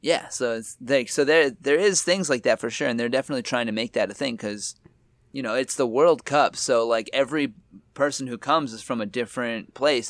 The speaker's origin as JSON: {"language": "English", "country": "Canada", "moved": "yes", "lives_now": "Japan", "said": "I'm Canadian"}